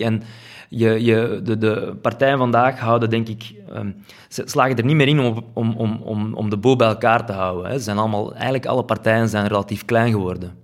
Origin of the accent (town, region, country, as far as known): Flanders, Belgium